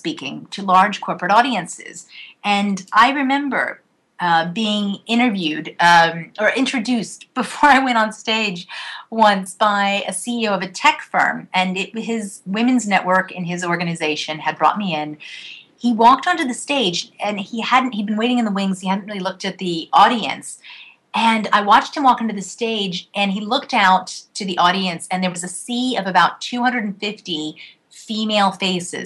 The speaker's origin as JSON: {"language": "English", "country": "United States", "tie": "born or raised there", "said": "I was raised outside of outside of Washington, D.C."}